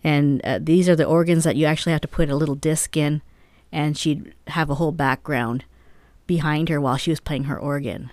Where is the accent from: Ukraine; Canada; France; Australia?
Canada; now in New Mexico, United States; being Canadian